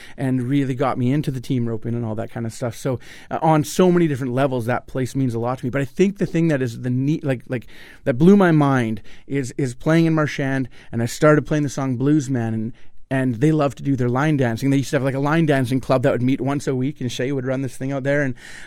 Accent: Winnipeg, Manitoba, Canada; I'm from Winnipeg

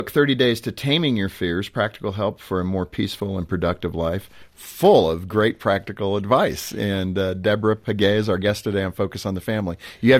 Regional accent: California, United States; grew up in California, so I, you know, it's kind of a thrill as a kid when you got the rumble.

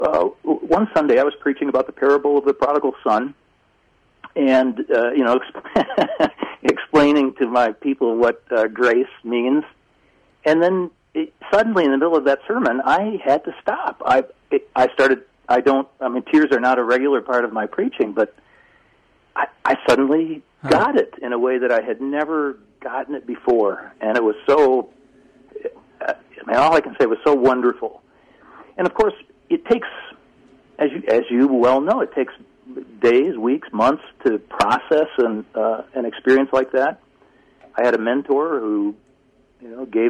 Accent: Grand Rapids, Michigan, United States; I worked for a Christian publisher, Erdmann's, which is based in my hometown.

